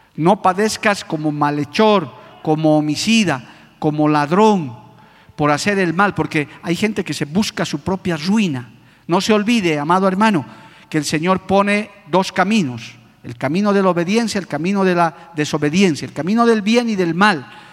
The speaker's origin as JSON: {"language": "Spanish", "country": "Bolivia", "said": "nosotros como bolivianos"}